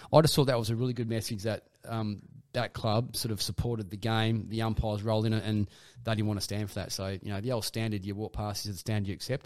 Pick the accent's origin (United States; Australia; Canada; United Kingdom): Australia; Perth, Western Australia; I was from Perth